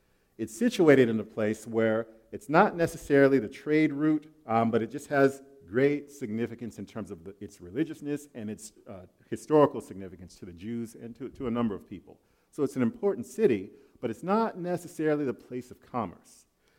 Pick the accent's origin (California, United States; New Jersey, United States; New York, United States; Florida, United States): Florida, United States; also born or lived in Okinawa, Japan; Okay, I'm from Florida, and I was actually raised on an island out in the Far East, Okinawa.